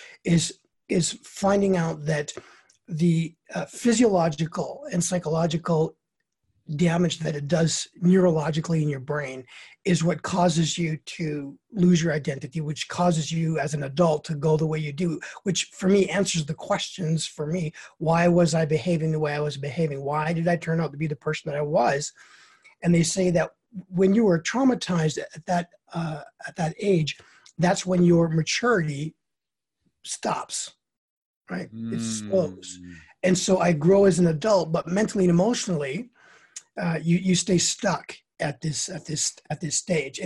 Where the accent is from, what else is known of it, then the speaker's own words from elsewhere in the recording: Canada; I'm Canadian